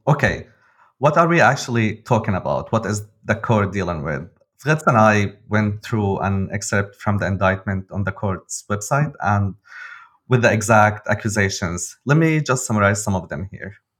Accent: Damascus, Damascus Governorate, Syria; now in Berlin, Germany; I'm a journalist from Damascus, living now in Berlin

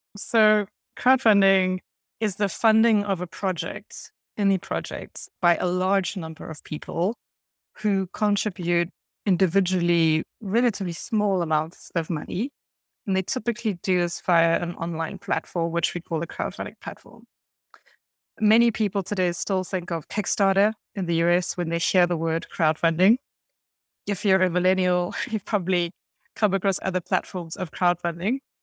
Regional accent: Cape Town, Western Cape, South Africa; moved away as an adult; also born or lived in Paris, France; I was lucky enough to be born and raised in beautiful Cape Town in South Africa

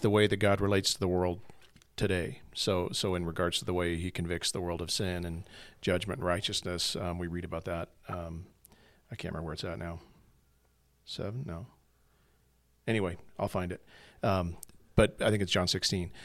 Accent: United States; American Christians

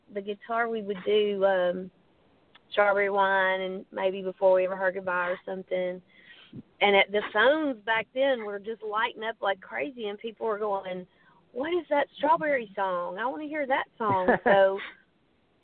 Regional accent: Nashville, Tennessee, United States; growing up in Nashville in the business

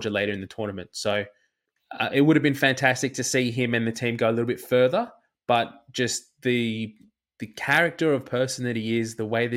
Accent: Australia; as an Australian

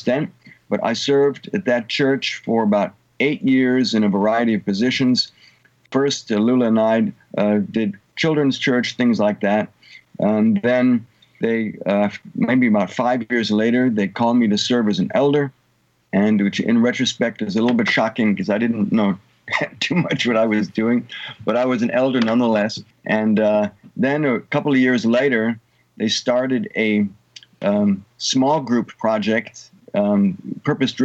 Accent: Germany; moved away as an adult; also born or lived in Munich, Germany / California, United States / Texas, United States; now in Tulsa, United States; I was born in Munich, Germany, and mathematically I've spent about half of my life in Germany and half of my life in the United States. My early childhood in California

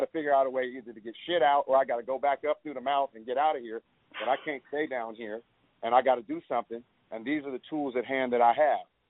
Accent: Oakland, California, United States; growing up in Oakland

